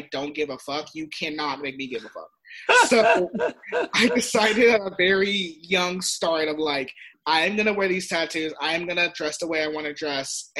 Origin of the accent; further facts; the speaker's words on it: San Diego, California, United States; I grew up in San Diego